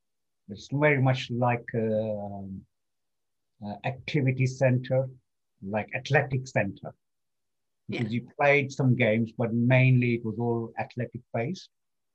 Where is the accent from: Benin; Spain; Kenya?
Kenya; born there; I was born as a Kenyan citizen purely on the grounds that my father was born in Kenya and I was born in Kenya.